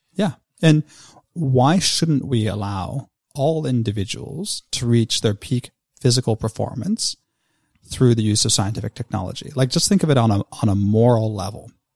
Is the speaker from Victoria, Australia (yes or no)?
yes; Victoria, Australia; my home state of Victoria in Australia